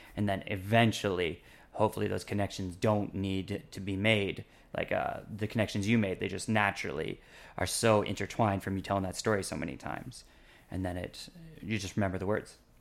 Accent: Canada; moved away as an adult; now in Taipei, Taiwan; in my hometown when I was growing up, or anywhere else in Canada

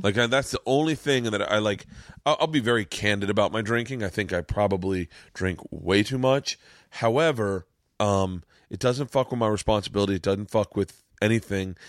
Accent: Florida, United States; I'm from Florida

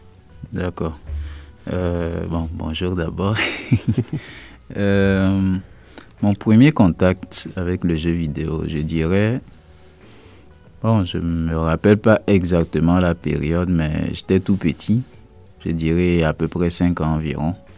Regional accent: Togo; je viens du Togo

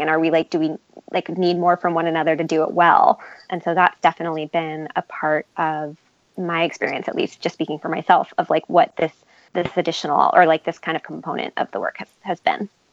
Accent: New York, United States; I'm from New York and my parents, like, I grew up in a union household

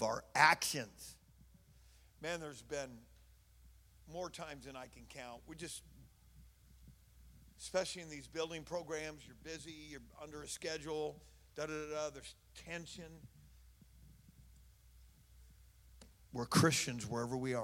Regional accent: Oakland, California, United States; I'm from Oakland

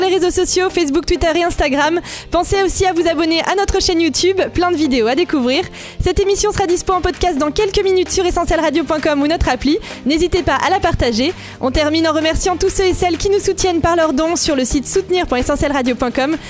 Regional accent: Réunion; moved away; je me rends compte de la chance que j'ai d'être réunionnaise

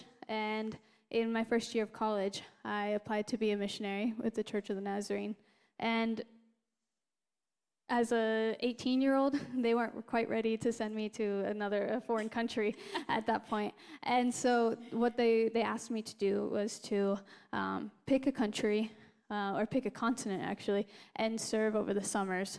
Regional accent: Glenwood, Iowa, United States; I am originally from Iowa as well, except the opposite side of Iowa. We're in the town of Glenwood, and it's, you know, very close to Omaha, Nebraska, right there on the border.

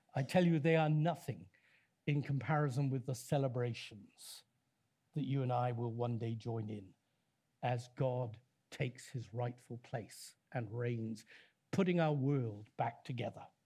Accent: Leicester, East Midlands, United Kingdom; I come from Leicester

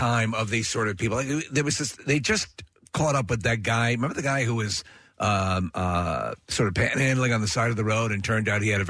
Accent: Long Island, New York, United States; moved away; So growing up on Long Island

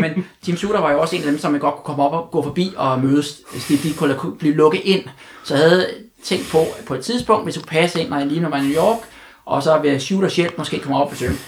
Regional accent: Denmark; jeg var fra Danmark

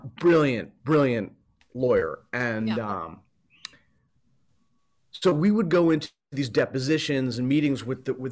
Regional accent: Princeton, New Jersey, United States; also born or lived in Hawaii / Australia; I went to middle school and high school in Princeton, New Jersey. So I generally call Princeton my hometown.

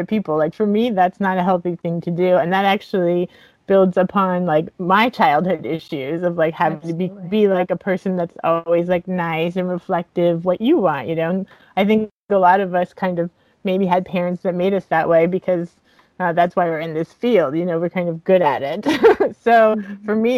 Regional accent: Miami, Florida, United States; I grew up in Miami, so there's a lot of Santeria

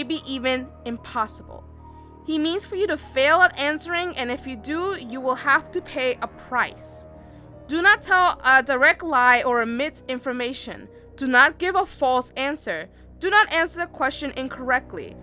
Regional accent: New York, United States; we're from New York

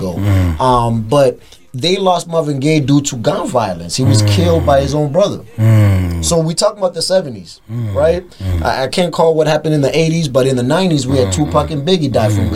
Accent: Durban, KwaZulu-Natal, South Africa; in Durban, in my hometown

